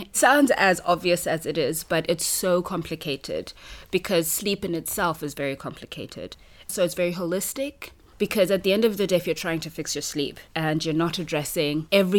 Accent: Harare, Zimbabwe; moved away as an adult; now in China; I'm from Harare.

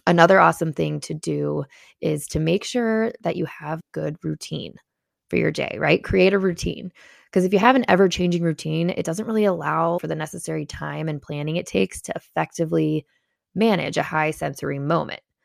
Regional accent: Chicago, Illinois, United States; as a Chicagoan

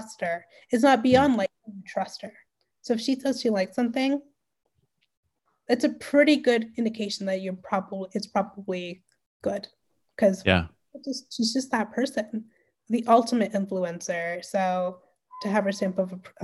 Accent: Canada; especially being Canadian

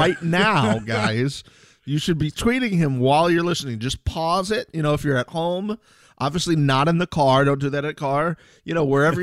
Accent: Tampa Bay area, Florida, United States; I am famously from the Tampa Bay area

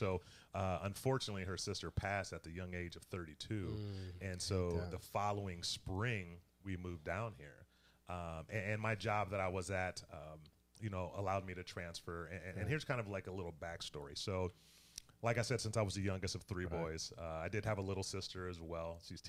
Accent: Toledo, Ohio, United States; also born or lived in Columbus / Cincinnati; And so, ironically, when we moved to my hometown of Toledo, since I'm from Ohio, so I'm just a transplant here, so don't hold that against me.

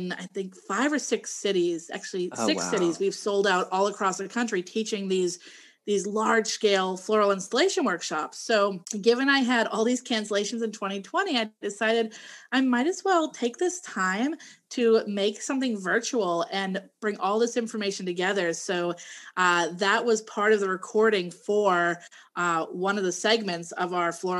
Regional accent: Massachusetts, United States; now in Maryland, United States; I'm originally from Massachusetts

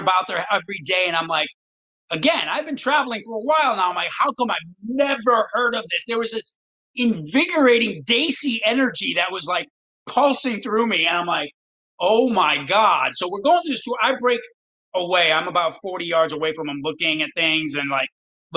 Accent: Detroit, Michigan, United States; moved away; I'm from Detroit

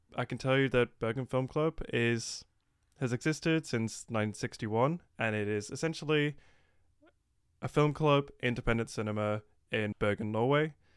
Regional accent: England, United Kingdom; I'm from England

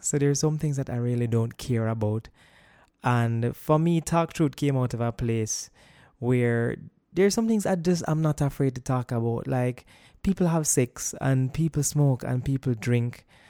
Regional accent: Kingston, Jamaica; also born or lived in United States; I have been born and raised in Jamaica all of my life

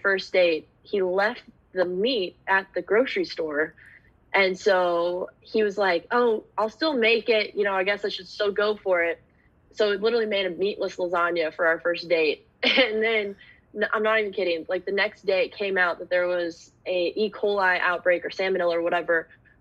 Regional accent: Dallas, Texas, United States; moved away as an adult; now in Portland, United States; I grew up in Dallas where there's fast food and chain restaurants and everything everywhere

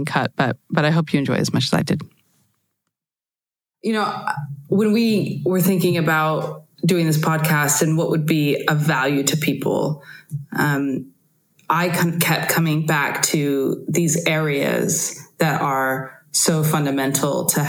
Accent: United States; moved away as an adult; now in Europe; we're both American living in Europe now

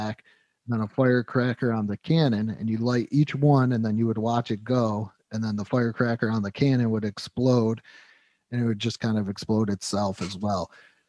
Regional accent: Western New York, United States; moved away; Where, like, I'm from in Western New York, we hate New York City.

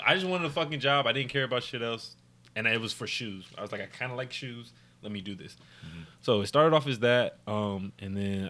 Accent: Memphis, Tennessee, United States; now in Texas, United States; Memphis. Memphis 10.

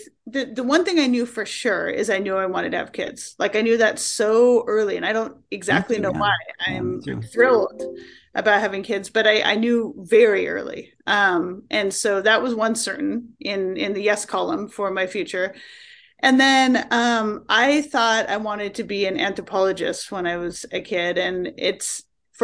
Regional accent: Tacoma, Washington, United States; moved away as an adult; also born or lived in Vashon Island, Washington / New York City; now in Seattle area, United States; I grew up in Tacoma, Washington State.

